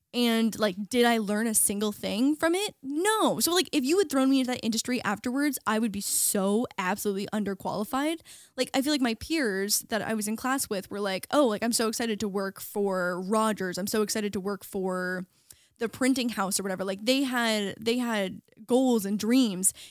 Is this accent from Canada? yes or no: yes; small town an hour from Toronto, Ontario, Canada; moved away as an adult; now in Los Angeles, United States; was in the States now as a Canadian